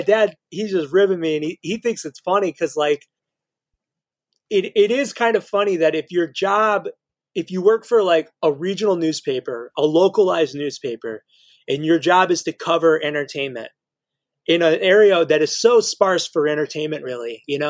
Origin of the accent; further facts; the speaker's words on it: Indiana, United States; And like, we're always like, well, we're from Indiana, you know, like, we're kind of proud of it.